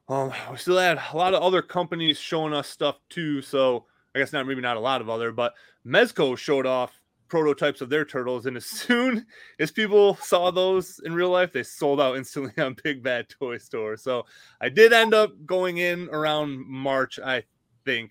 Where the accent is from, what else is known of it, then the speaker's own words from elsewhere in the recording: Michigan, United States; moved away; I'm from Michigan, so anytime I go home, it's a four hour drive